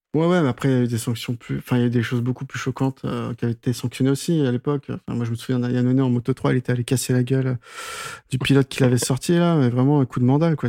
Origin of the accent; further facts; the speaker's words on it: France; Nous, en tant que Français